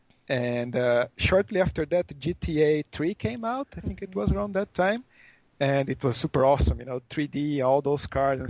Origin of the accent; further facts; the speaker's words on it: Brazil; now in Osaka, Japan; I'm from Brazil.